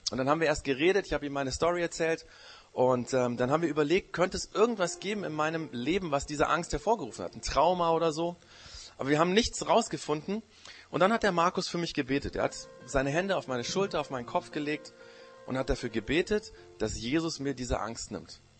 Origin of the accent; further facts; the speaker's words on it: Japan; now in Germany; Das Problem war nur, in dem Land, wo ich aufgewachsen bin, war ich auch der Ausländer. Da wurde ich immer Gaijin genannt. Das ist der japanische, das japanische Schimpfwort für Ausländer.